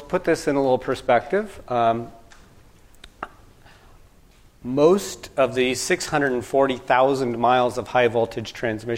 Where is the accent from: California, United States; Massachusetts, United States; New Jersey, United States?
California, United States; Sacramento; moved away; I'm originally from California, from Sacramento.